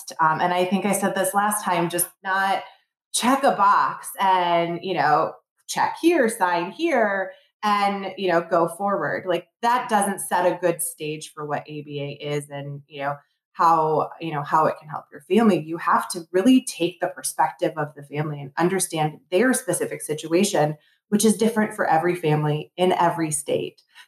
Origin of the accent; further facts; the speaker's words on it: Plymouth-Canton area, Michigan, United States; I born and raised in Michigan. I left for about 10 years, but I grew up in the Plymouth Canton area